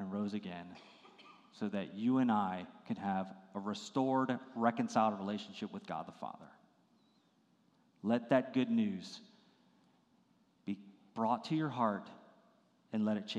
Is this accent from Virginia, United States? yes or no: yes; Virginia, United States; I grew up in Virginia, and it was such a beautiful area